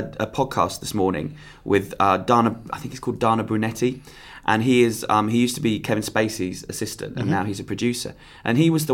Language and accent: English; Croydon, London, United Kingdom; I'm from Croydon